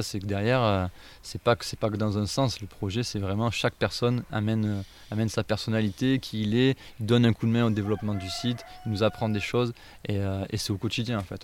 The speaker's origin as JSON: {"language": "French", "area": "Ardèche", "region": "Auvergne-Rhône-Alpes", "country": "France", "tie": "born or raised there", "said": "j'ai grandi en Ardèche"}